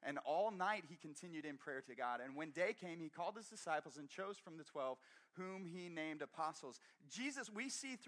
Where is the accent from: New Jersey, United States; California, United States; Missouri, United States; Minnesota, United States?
Missouri, United States; Brashear; moved away; I grew up in Brashear, Missouri. Outside of Brashear, Missouri